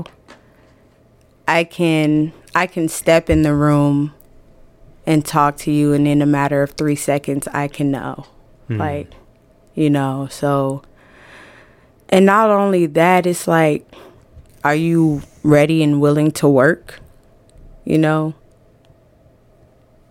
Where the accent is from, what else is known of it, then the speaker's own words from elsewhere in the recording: Atlanta, Georgia, United States; also born or lived in Trenton, New Jersey; now in Iowa, United States; I was raised in Atlanta, Gwinnett County to be exact, Atlanta